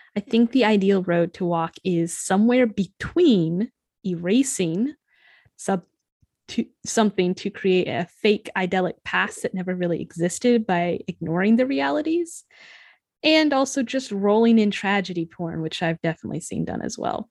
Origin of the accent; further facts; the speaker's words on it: United States; I was certainly raised more American Irish